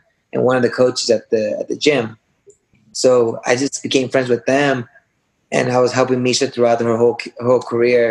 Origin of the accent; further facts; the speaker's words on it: Yakima, Washington, United States; going to a community college in my hometown called Yakima